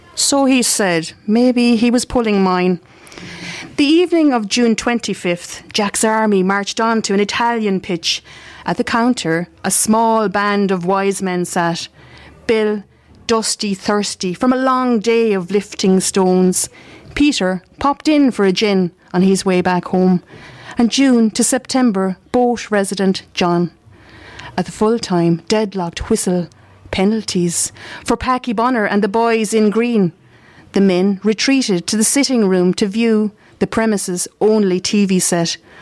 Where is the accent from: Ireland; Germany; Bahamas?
Ireland; Mountshannon, Munster; I'm from Mount Shannon.